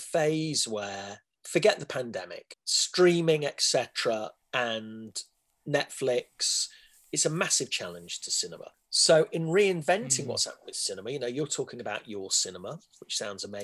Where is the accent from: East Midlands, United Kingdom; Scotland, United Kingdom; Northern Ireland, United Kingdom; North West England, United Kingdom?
East Midlands, United Kingdom; Leicester; moved away as an adult; also born or lived in London; I grew up in Leicester